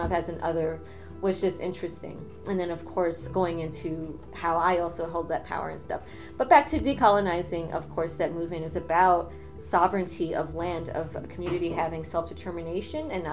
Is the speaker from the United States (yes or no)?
yes; United States; born or raised there; also born or lived in Ecuador (family heritage); now in New York, United States